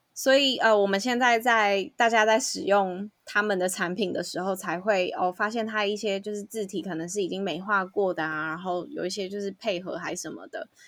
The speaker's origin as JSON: {"language": "Chinese", "region": "Taipei", "country": "Taiwan", "also_born_or_lived": "Canada", "said": "身为台北人"}